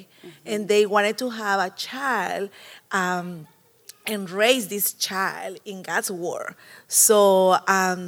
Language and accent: English; El Salvador; moved away; I was born in El Salvador a long time ago